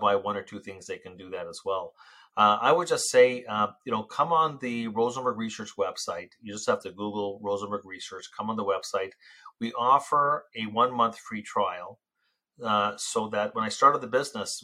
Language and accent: English; Canada; I'm Canadian, very, very proud Canadian